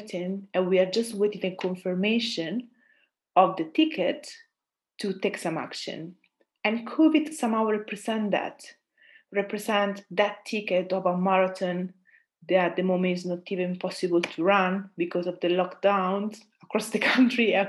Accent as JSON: {"language": "English", "country": "Italy", "also_born_or_lived": "Austria", "accent": "Italian", "second_language": "English", "moved": "as an adult", "said": "I'm Italian, as you know, or might assume by my accent"}